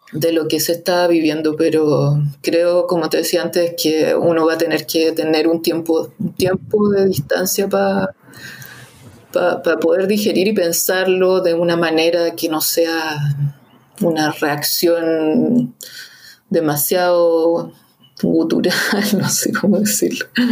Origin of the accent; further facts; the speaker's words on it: Santiago, Santiago Metropolitan Region, Chile; los que somos santiaguinos